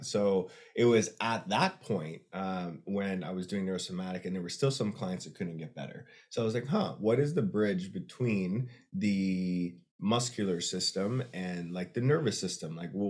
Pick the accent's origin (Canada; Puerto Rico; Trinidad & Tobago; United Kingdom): Canada; now in United States; My vision is growing the company where it works, where I'm Canadian and American.